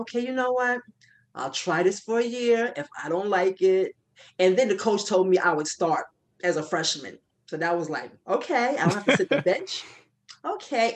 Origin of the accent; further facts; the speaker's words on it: New York, United States; I'm from New York